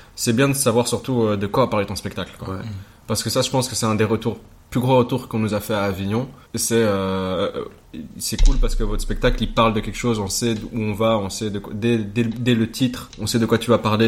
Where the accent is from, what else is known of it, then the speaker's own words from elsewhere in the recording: Ixelles, Brussels-Capital Region, Belgium; Je suis né à XL, représente le 1050, euh, en 1995